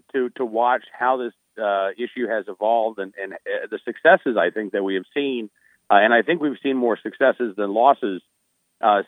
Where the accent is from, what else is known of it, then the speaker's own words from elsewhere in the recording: Oklahoma City, Oklahoma, United States; I grew up in Oklahoma City, Oklahoma